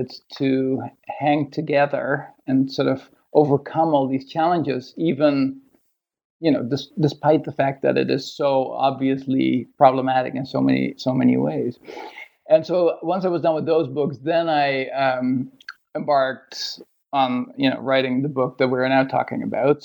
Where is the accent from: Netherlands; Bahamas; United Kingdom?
Netherlands; moved away as an adult; also born or lived in Toronto, Canada; now in Sydney, Australia; I grew up in Holland.